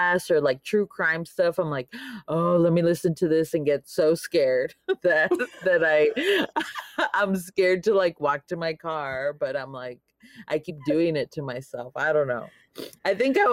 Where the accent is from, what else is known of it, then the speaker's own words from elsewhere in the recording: Laredo, Texas, United States; also born or lived in San Marcos, Texas; now in Austin, United States; I'm from Laredo, on the border, 956. And I was born and raised there all my life.